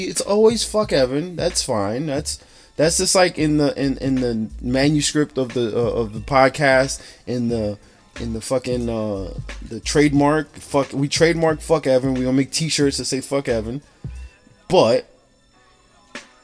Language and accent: English; Newark, New Jersey, United States; I'm from Newark